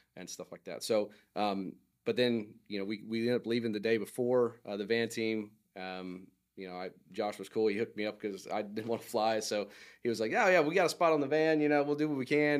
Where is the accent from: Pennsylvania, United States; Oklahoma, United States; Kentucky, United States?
Oklahoma, United States; I am from Oklahoma